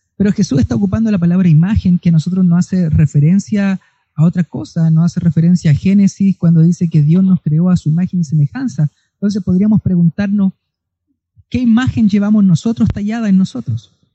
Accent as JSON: {"language": "Spanish", "country": "Chile", "said": "como chilenos"}